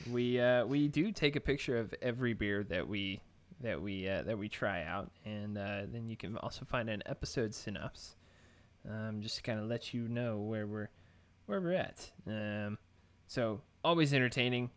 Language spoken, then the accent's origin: English; Texas, United States; I'm from Texas.